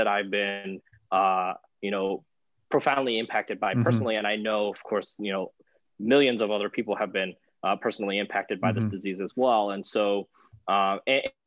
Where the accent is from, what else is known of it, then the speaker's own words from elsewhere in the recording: North Carolina, United States; moved away as an adult; also born or lived in San Diego, California / Houston, Texas; originally, of course, I'm from North Carolina. And I did, you know, I grew up there